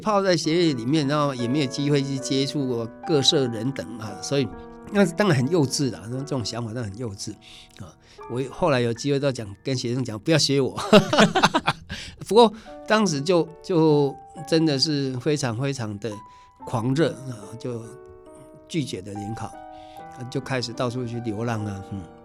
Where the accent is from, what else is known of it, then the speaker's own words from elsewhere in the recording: Taiwan; first language Taiwanese Hokkien; Chinese is a second language; 我们台湾